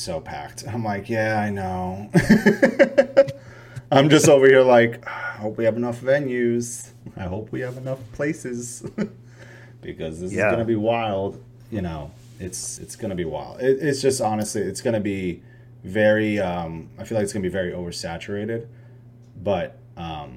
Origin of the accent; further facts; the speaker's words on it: Poughkeepsie, New York, United States; moved away as an adult; also born or lived in Dallas, Texas; now in Austin, United States; I grew up in Poughkeepsie, New York, which is not a big, like a known area